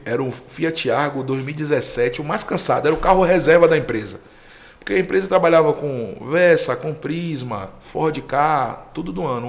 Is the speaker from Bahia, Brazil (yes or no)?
yes; Salvador, Bahia, Brazil; eu sou cria de Cajazeiras, né? Um bairro